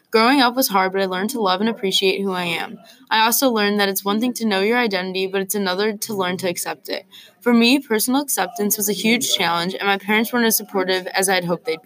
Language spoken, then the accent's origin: English; Los Angeles, California, United States; I am 25 years old and I grew up in Los Angeles and I've lived there all my life.